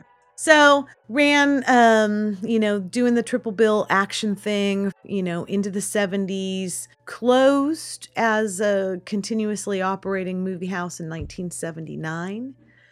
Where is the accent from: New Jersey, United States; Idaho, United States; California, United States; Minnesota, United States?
California, United States; Sutter Creek; I'm from Sutter Creek.